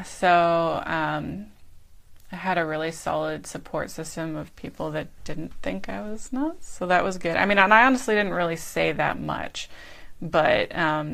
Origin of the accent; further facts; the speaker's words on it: Pennsylvania, United States; moved away as an adult; now in Aptos, United States; my hometown in Pennsylvania